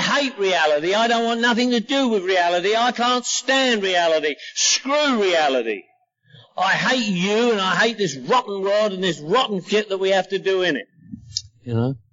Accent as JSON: {"language": "English", "region": "London", "country": "United Kingdom", "moved": "yes", "lives_now": "Los Angeles, United States", "said": "I'm from London, England, living in Los Angeles"}